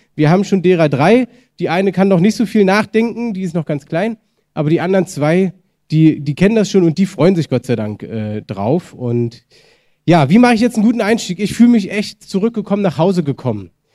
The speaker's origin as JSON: {"language": "German", "country": "Germany", "said": "wir als Deutsche"}